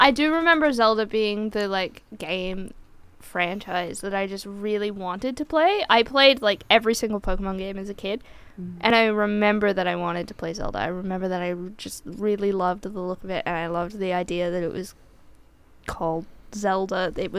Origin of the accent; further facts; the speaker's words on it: United States; It would have been when we got dragged, because I grew up in the States, we got dragged over the border to Kansas.